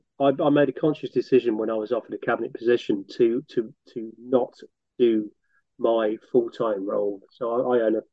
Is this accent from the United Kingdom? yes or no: yes; Northampton, East Midlands, United Kingdom; also born or lived in France; I attended various schools in Northampton. So I was brought up in Northampton